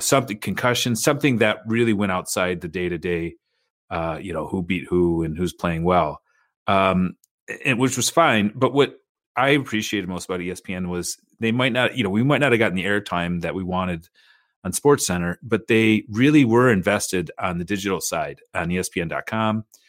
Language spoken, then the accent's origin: English; United States; as an American